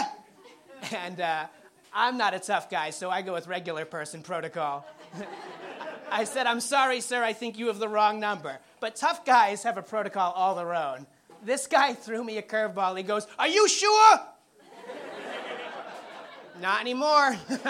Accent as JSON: {"language": "English", "town": "Springfield", "region": "Massachusetts", "country": "United States", "tie": "born or raised there", "said": "I grew up in Springfield."}